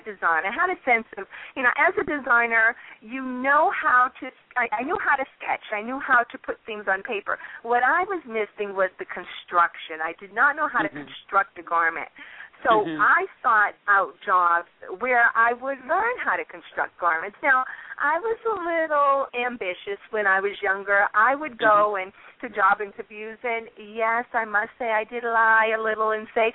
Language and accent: English; Boston, Massachusetts, United States; I'm originally from Massachusetts, Roxbury, Massachusetts